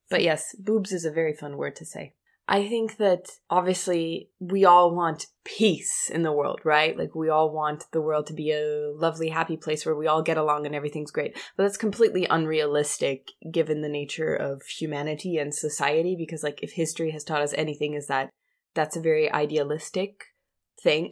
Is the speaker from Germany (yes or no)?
yes; Germany; growing up in Germany